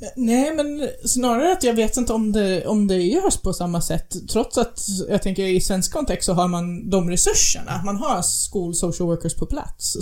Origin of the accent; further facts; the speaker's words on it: United States; moved away; den byn där jag växte upp. Vi är, vi är ungefär en timme bort från den närmaste sjukhus